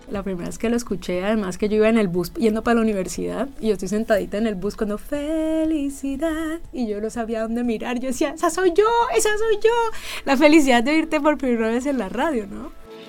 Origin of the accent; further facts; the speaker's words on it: Los Llanos, Venezuela; now in Colombia; vengo de Venezuela, un país donde no había nada de eso. Vengo de un lugar del llano, de Venezuela, donde lo que tenía era monte y ramas secas y chamizos.